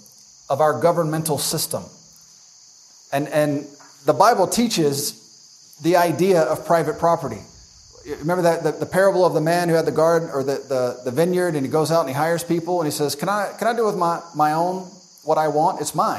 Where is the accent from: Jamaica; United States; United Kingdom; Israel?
United States; as an American